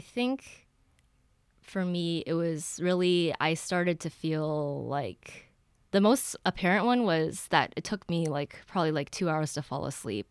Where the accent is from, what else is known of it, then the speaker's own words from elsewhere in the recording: Ann Arbor, Michigan, United States; I grew up in Ann Arbor.